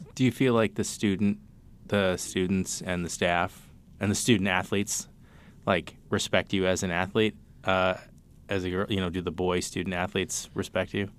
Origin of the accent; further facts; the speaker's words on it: Cambridge, Massachusetts, United States; I'm from Cambridge